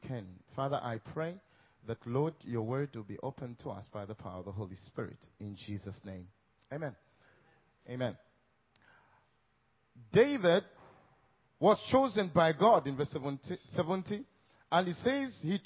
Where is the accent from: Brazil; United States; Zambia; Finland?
Zambia; I'm from Africa, Zambia